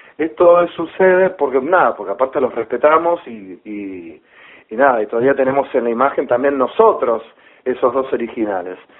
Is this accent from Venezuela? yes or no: no; Rosario, Santa Fe, Argentina; moved away; yo vivía en Rosario, porque yo soy de Rosario.